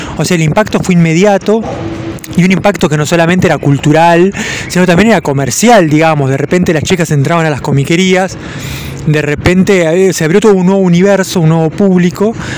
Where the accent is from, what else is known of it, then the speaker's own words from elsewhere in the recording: Mar del Plata, Buenos Aires Province, Argentina; yo soy de Mar del Plata